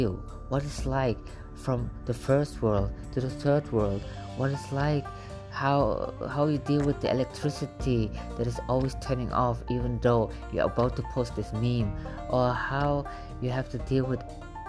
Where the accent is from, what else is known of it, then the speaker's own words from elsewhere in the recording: Germany; moved away; I was born and raised in Germany, and how fate wanted it to, I actually now live in the middle of a war zone.